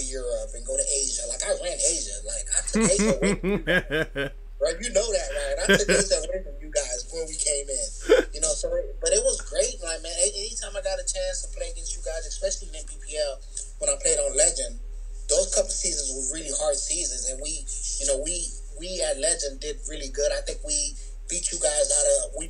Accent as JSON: {"language": "English", "town": "Miami", "region": "Florida", "country": "United States", "said": "I'm from Miami"}